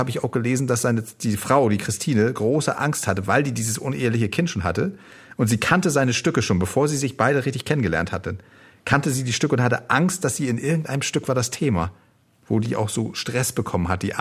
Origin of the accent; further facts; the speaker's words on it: Northern Germany, Germany; wie als Norddeutsche, gut, du bist so, ja, du bist auch Norddeutsche Münsterland, aber ich bin noch ein bisschen nördlicher angesiedelt